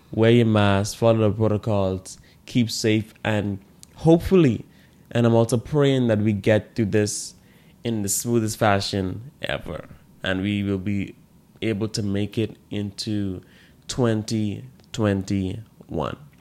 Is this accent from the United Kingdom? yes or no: no; Bahamas; In the Bahamas here, I didn't, like, learn growing up gratitude